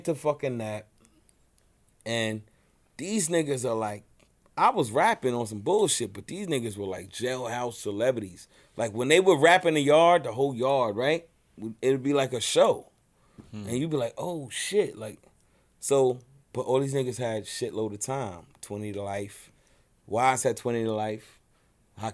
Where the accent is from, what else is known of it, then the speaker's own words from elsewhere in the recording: New York City, New York, United States; I'm from Brownsville